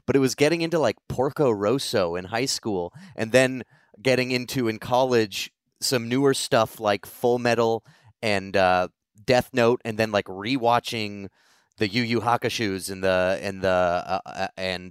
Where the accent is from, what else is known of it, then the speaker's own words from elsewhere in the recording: Sonoma, California, United States; I grew up in Sonoma, California